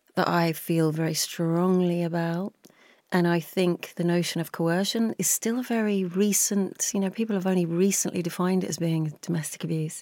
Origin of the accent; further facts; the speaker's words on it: just outside of West London, United Kingdom; I grew up just outside of West London, if you were heading towards Heath, Heathrow Airport, that sort of neck of the woods